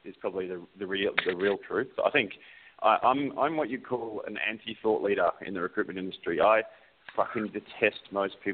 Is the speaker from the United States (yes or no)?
no; Australia; now in New Zealand; Um, so I'm an Australian living in New Zealand. If you can't really understand my accent, it's because it's pretty screwed.